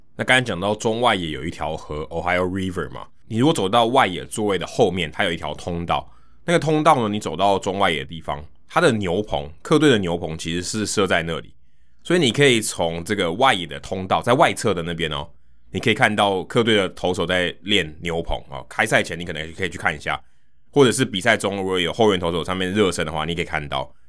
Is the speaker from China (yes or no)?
no; Taiwan; 他就会知道我来自台湾